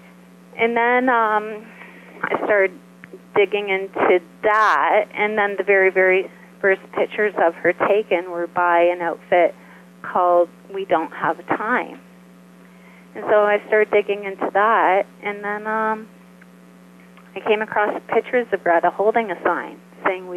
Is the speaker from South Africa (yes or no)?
no; Canada; I'm Canadian